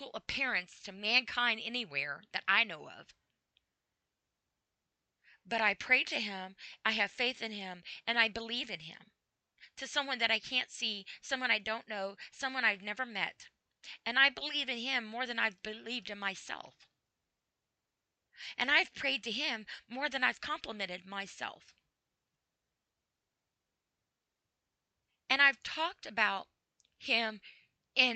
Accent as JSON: {"language": "English", "country": "United States", "said": "I'm an American and I live in the USA and I'm proud to be an American"}